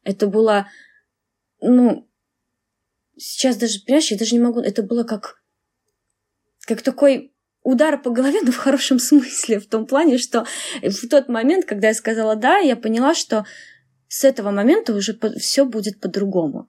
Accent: Belarus; moved away as an adult; now in Finland; я из Беларуси

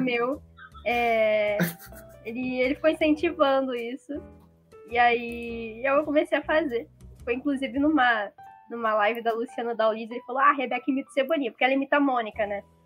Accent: Rio de Janeiro, Brazil; eu sou, sou do Rio de Janeiro, eu tenho 19 anos

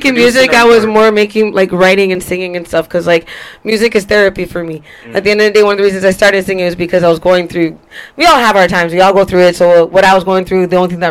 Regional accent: Toronto, Ontario, Canada; also born or lived in Ajax; The T.O. One of a kind. Okay, I live by Vaughn in Oakland. That's where I was repping.

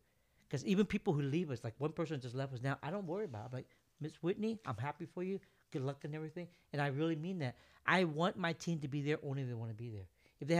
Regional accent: Vietnam; born there; moved away; I was born in Vietnam. You're right.

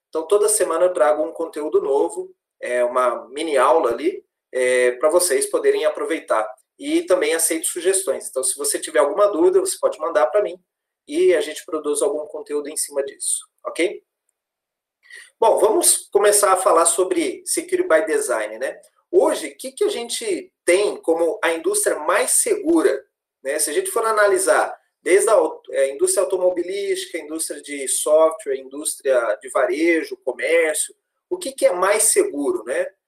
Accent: Londrina, Paraná, Brazil; moved away as an adult; Sou natural de Londrina, sou nascido em Londrina, me formei em Londrina também.

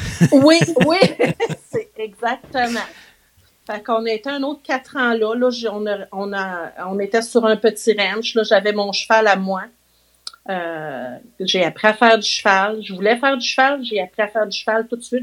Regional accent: Saint-Pierre-les-Becquets, Quebec, Canada; je suis née en 1970 à Saint-Pierre-les-Béquets. C'est un petit village euh, pas trop loin de Trois-Rivières.

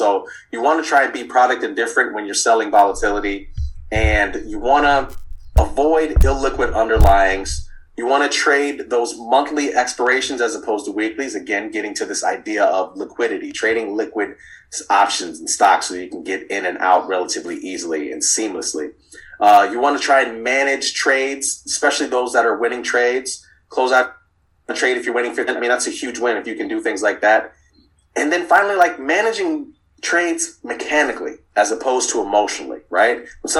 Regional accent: Miami, Florida, United States; I moved around a good bit as a kid. So I grew up in Miami, and that's kind of where the roots started

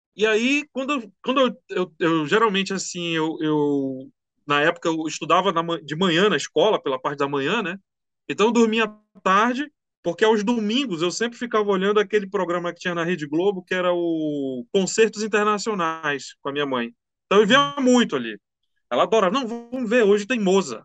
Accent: Manaus, Amazonas, Brazil; eu sou aqui de Manaus

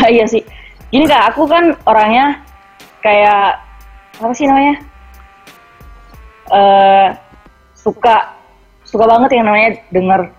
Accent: Timika, Central Papua, Indonesia; tinggalnya beda kota mereka di Merauke terus saya kan dari Timika

